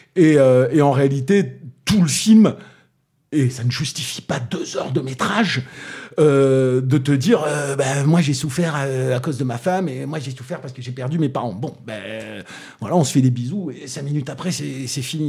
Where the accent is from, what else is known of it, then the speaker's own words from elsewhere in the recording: Toulouse, Occitania, France; accent: Toulousain; mon accent toulousain